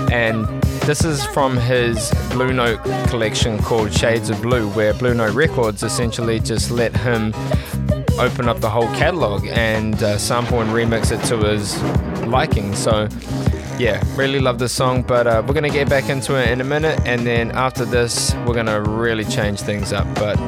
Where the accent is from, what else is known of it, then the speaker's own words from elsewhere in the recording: Auckland, New Zealand; now in Melbourne, Australia; From my hometown of Auckland, New Zealand.